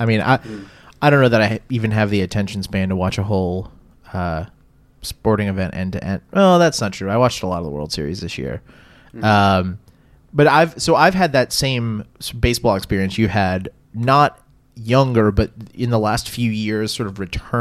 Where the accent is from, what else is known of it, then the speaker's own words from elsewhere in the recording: New Orleans, Louisiana, United States; I have retained fandom for my local, my hometown teams